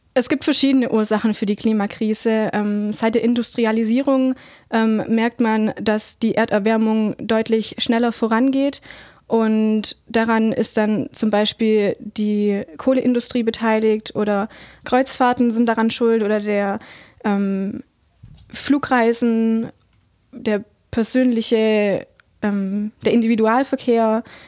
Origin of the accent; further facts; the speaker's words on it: Heidenheim, Baden-Württemberg, Germany; Ich bin gebürtige Heidenheimerin